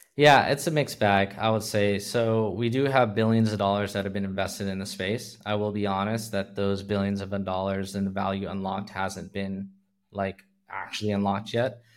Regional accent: California, United States; moved away as an adult; now in Hong Kong; I'm originally from California, born and bred, lived everywhere, Bay Area, Central Valley, Los Angeles

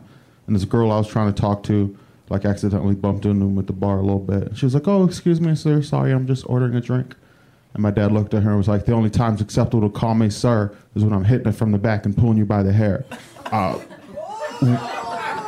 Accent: Cleveland, Ohio, United States; moved away; I'm from Cleveland

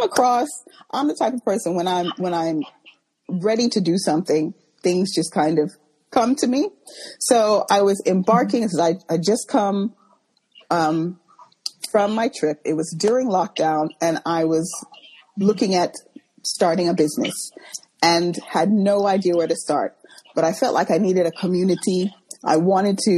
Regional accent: Texas, United States; moved away as an adult; also born or lived in London, United Kingdom; now in United Kingdom; at the age of five, I moved to the U.S. I was raised in Texas, schooled in Texas and all that, went to university in Texas

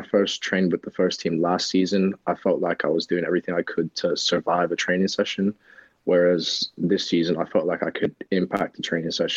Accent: Plano, Texas, United States; accent: English; moved away as an adult; also born or lived in England; now in Norwich, United Kingdom; I grew up in Plano, Texas for most of my life

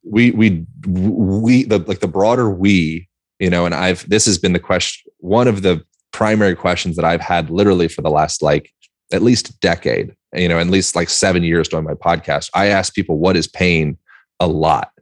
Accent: United States; being an American

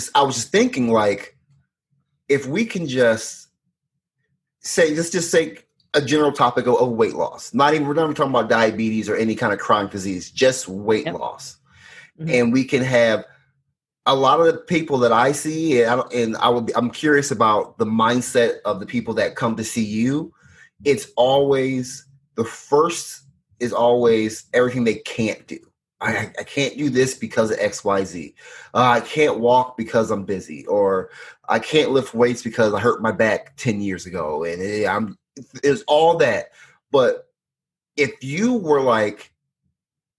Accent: Illinois, United States; I grew up in Illinois

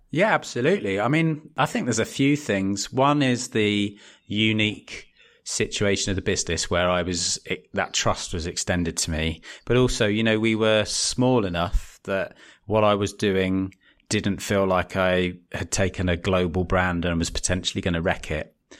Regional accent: West Wickham, London, United Kingdom; moved away; also born or lived in Bromley / Leeds; I was born in Bromley and grew up in a little town called West Wickham in the South East.

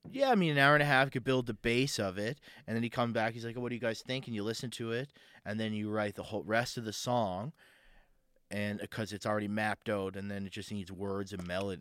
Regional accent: Sydney, Nova Scotia, Canada; moved away; I grew up in Sydney, I grew up in Cape Breton

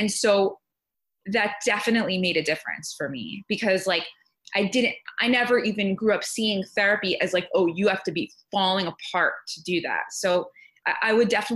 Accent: New Jersey, United States; moved away as an adult; also born or lived in Texas; I moved from Texas back to my hometown in New Jersey

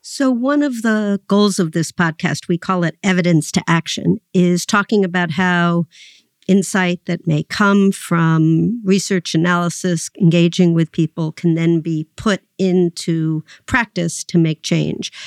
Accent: New York City, New York, United States; you and I both grew up in New York City

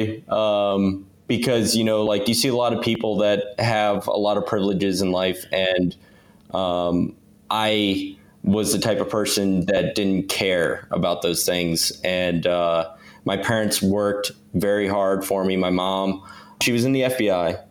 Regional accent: Virginia Beach, Virginia, United States; I grew up in Virginia Beach

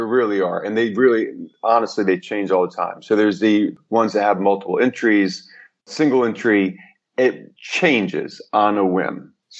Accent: New York, United States; And I came from New York. So we had our pockets. The Greek pocket was in Astoria.

